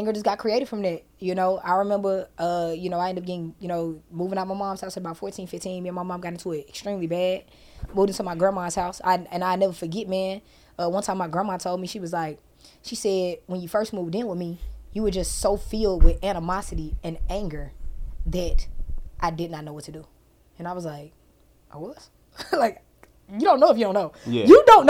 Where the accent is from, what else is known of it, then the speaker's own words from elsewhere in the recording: Huntsville, Alabama, United States; moved away; also born or lived in Harvest, Alabama; I'm from Huntsville, Alabama